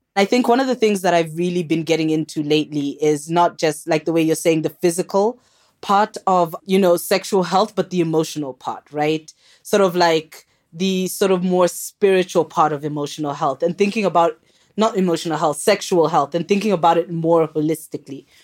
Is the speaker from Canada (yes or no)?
no; Kenya; moved away; also born or lived in South Africa; I'm actually Kenyan.